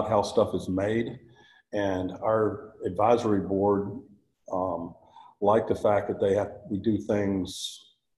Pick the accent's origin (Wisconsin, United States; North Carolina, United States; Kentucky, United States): North Carolina, United States; moved away as an adult; also born or lived in Texas / Singapore; I was born in North Carolina